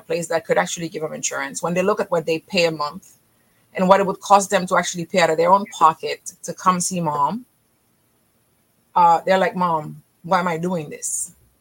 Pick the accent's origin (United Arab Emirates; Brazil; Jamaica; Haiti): Haiti; moved away; also born or lived in Israel; I'm originally from Haiti